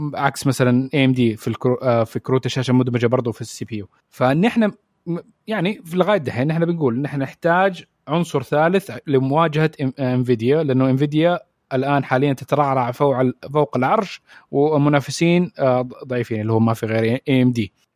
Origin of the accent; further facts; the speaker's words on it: Saudi Arabia; عندنا في السعوديه